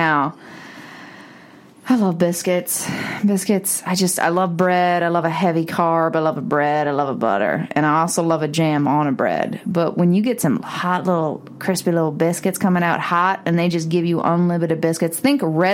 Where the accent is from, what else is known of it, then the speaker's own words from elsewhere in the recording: Canada; now in United States; I'm from Canada